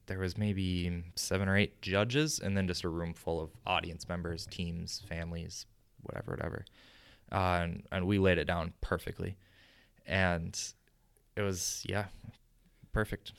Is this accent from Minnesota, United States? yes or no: yes; Chaska, Minnesota, United States; my hometown then, you know, grabs it, and Chaska Herald does an article on it